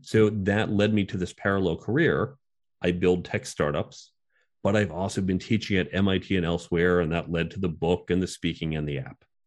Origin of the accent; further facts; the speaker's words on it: outside of New York, New Jersey, United States; I grew up outside of New York, Chicago, New Jersey.